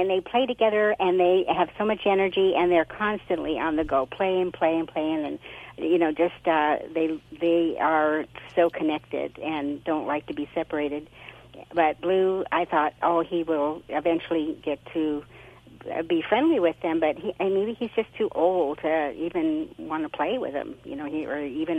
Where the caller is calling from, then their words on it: Arroyo Grande, California, United States; Aurora Grande, Central Coast, California.